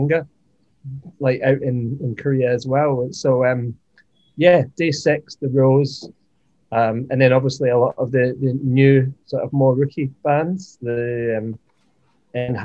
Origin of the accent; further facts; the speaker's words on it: Scotland, United Kingdom; I grew up with her in Scotland